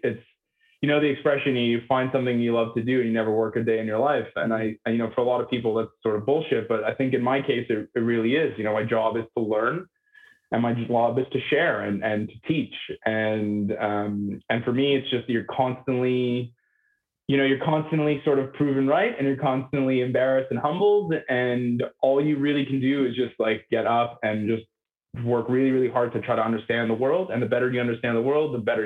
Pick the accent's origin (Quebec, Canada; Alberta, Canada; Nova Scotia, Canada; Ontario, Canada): Quebec, Canada; Montreal; I grew up in Montreal